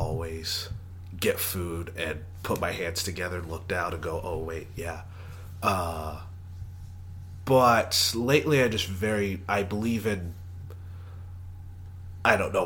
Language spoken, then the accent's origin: English; Texas, United States; I am from Texas